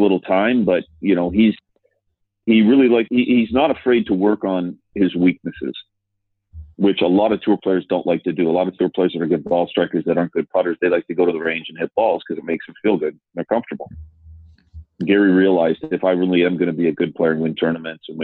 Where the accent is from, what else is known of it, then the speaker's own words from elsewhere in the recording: Canada; moved away; I grew up in Canada